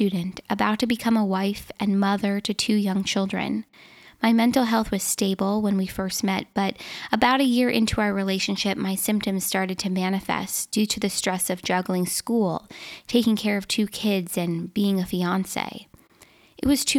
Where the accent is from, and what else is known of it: Minnesota, United States; born or raised there